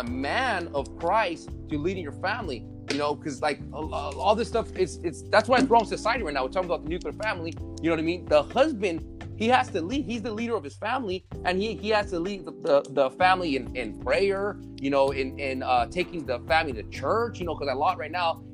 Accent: Arizona, United States; I'm from Arizona.

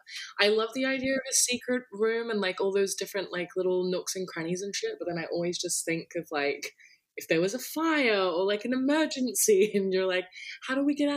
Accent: Australia; I'm in Australia as well.

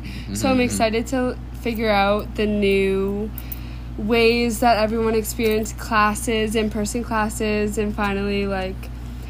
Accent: Massachusetts, United States; I'm from Nord Mass.

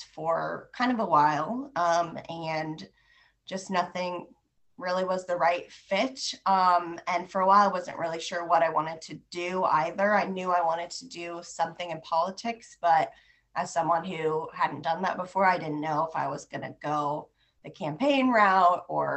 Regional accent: Des Moines, Iowa, United States; I'm from Des Moines. I went to Waukee High School, graduated there

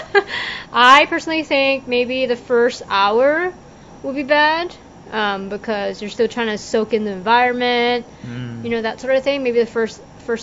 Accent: California, United States; we grew up in California

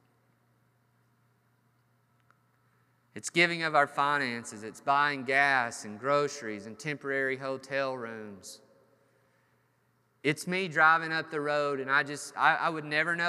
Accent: United States; We as American Christians

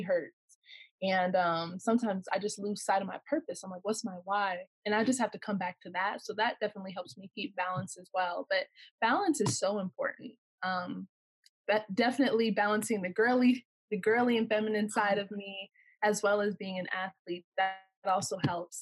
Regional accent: Corona, California, United States; I'm from Corona, California

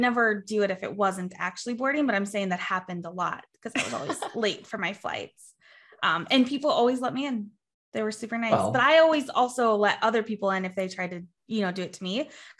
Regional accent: United States; as an American

